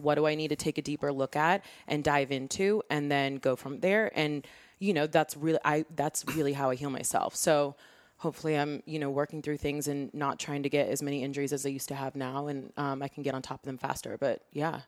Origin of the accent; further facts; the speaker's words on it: Seattle, Washington, United States; born and raised in Seattle